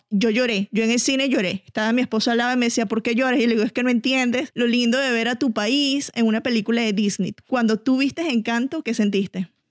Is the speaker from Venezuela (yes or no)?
yes; Venezuela; yo, que soy venezolano